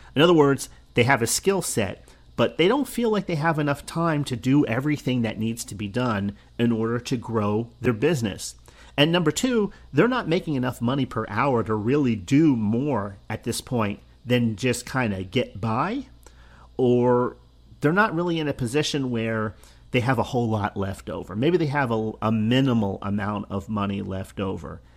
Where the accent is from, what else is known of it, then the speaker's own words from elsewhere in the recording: New Jersey, United States; I grew up in New Jersey, the state of New Jersey